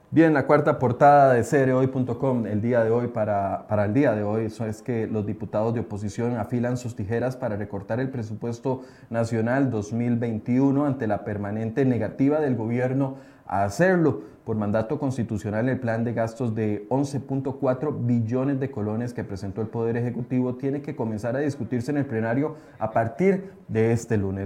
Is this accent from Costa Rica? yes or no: yes; Costa Rica; nuestro país